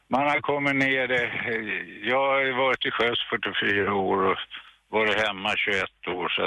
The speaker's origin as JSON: {"language": "Swedish", "town": "Saltsjöbaden", "region": "Stockholm County", "country": "Sweden", "moved": "as an adult", "lives_now": "Österlen, Sweden", "said": "Jag kommer från Saltsjöbaden utanför Stockholm. Jag flyttade därifrån för tio år sedan."}